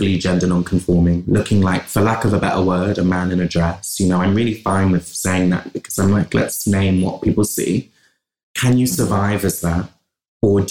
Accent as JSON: {"language": "English", "town": "Bristol", "region": "South West England", "country": "United Kingdom", "tie": "born or raised there", "also_born_or_lived": "London", "accent": "West Country", "said": "I grew up in Bristol"}